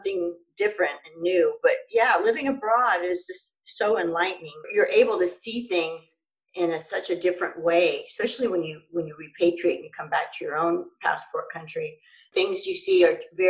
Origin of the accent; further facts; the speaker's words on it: United States; moved away as an adult; also born or lived in Ghana / China / Kuwait; living as an American overseas